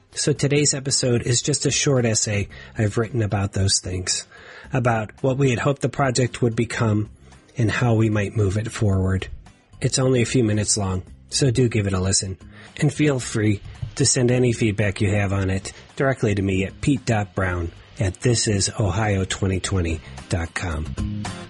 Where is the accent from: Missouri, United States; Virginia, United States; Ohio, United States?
Ohio, United States; my home state of Ohio